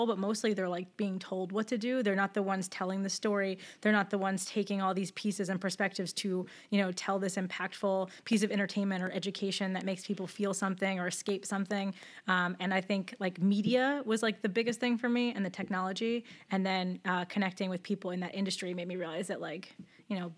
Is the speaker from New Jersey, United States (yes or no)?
yes; Ocean Township, New Jersey, United States; I'm a townie. I grew up in Ocean Township, and then I went to college at Monmouth University